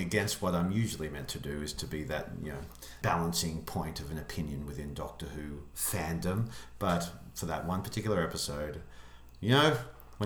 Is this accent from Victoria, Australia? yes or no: no; Dubbo, New South Wales, Australia; now in Melbourne, Australia; Dubbo, my hometown in country New South Wales